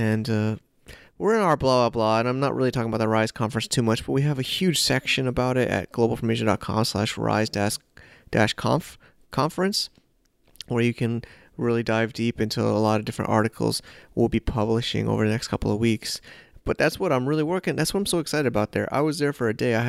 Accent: United States; also born or lived in New York City; now in China; I'm an American

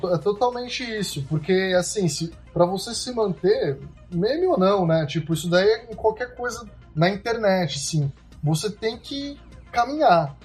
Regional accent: Brazil; also born or lived in United States; a gente diz isso como brasileiro

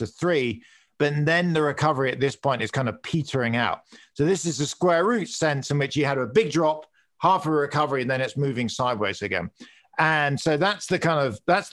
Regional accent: United Kingdom; accent: British; moved away; I'm British

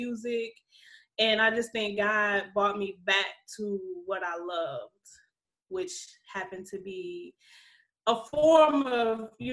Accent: Alexandria, Louisiana, United States; I'm from Louisiana. Alexandria is a town.

